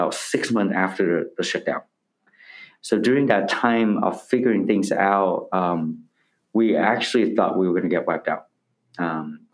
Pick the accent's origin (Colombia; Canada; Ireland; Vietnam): Vietnam; the North, Northern Vietnam; now in United States; I'm from the North, my family from the North.